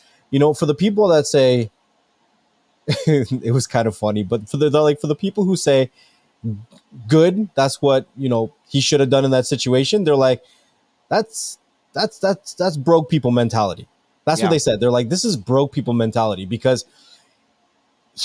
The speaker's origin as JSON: {"language": "English", "country": "Canada", "said": "I'm really from Canada"}